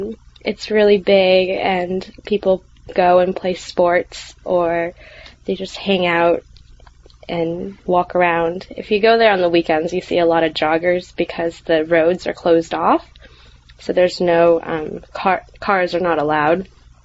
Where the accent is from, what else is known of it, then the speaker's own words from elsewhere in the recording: New York City, New York, United States; I am from New York City